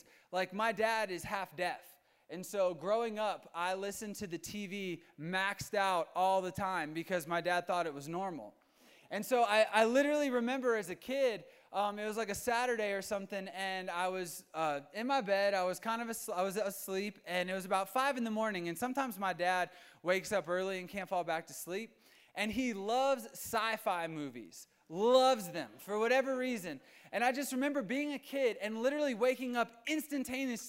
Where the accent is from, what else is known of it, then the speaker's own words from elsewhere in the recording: Virginia, United States; moved away as an adult; now in Colorado, United States; I am from Virginia, and ever since I've been here